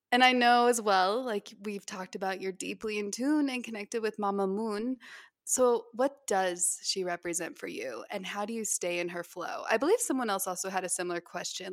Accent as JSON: {"language": "English", "region": "Utah", "country": "United States", "tie": "born or raised there", "also_born_or_lived": "Hawaii", "said": "when I was growing up here"}